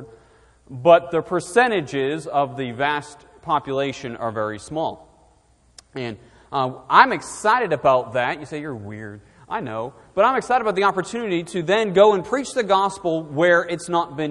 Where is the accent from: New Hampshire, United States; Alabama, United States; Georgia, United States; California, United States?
New Hampshire, United States; southern; moved away as an adult; now in Shrewsbury, United States; I'm originally born and raised in southern New Hampshire, and I grew up about 45 minutes north of the city of Boston